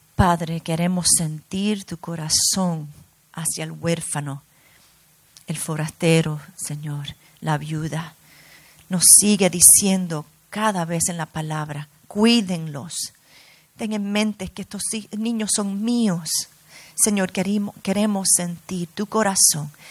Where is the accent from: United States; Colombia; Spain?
United States; New York; also born or lived in Brazil; now in Miami, United States; yo me crié en Nueva York, nací en Nueva York, vine aquí a Miami